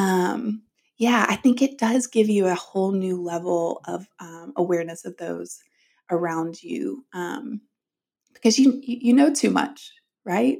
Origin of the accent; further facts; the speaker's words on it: the South, United States; I grew up in the South and in the church